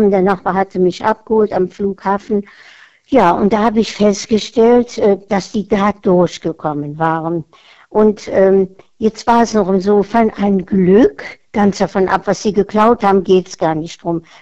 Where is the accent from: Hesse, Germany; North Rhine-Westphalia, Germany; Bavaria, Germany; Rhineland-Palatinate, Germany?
North Rhine-Westphalia, Germany; Cologne; so als Kölner, als ähm, Karnevalsflüchtling, also quasi über Karneval.